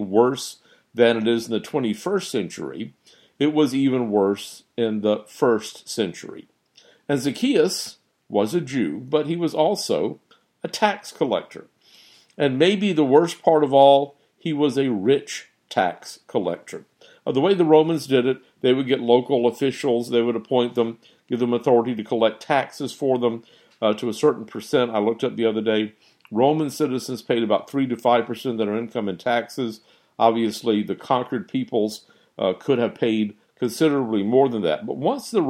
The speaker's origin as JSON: {"language": "English", "country": "United States", "said": "as American citizens"}